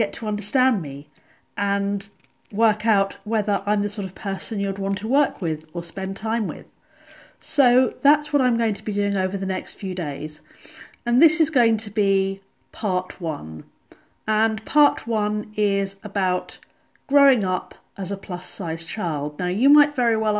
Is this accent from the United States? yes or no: no; England, United Kingdom; I'm English